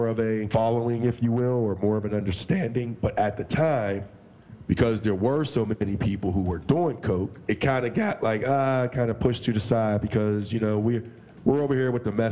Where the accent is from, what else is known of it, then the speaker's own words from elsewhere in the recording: Pittsburgh, Pennsylvania, United States; I grew up in Pittsburgh, PA.